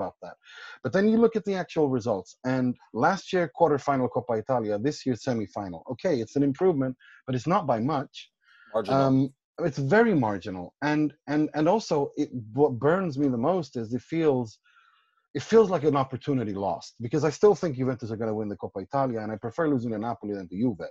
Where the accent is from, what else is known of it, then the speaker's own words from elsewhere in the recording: Gothenburg, Västra Götaland, Sweden; I'm from Gothenburg